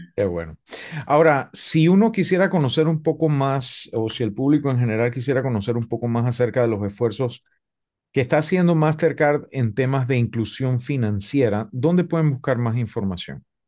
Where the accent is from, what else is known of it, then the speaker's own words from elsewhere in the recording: Panama; desde mi perspectiva como panameño